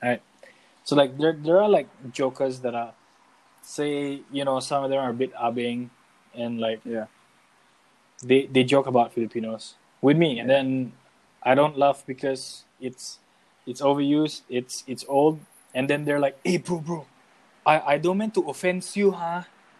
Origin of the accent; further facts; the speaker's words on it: Singapore; I grew up in Singapore. I'm a Singaporean.